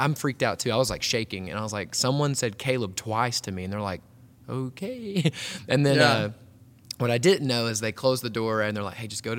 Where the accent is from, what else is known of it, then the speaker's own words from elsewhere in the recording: Hot Springs, Arkansas, United States; I grew up here in Arkansas. Hot Springs is like a cool little city, kind of even like a tourist town. But grew up there.